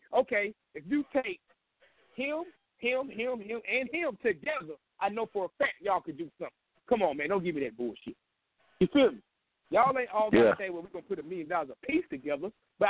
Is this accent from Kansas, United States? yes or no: yes; Kansas, United States; I know this for a fact. I'm from Kansas.